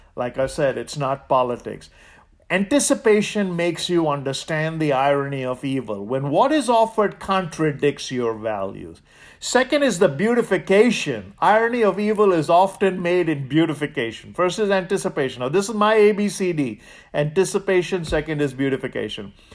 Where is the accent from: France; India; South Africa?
India; now in United States; I grew up in India.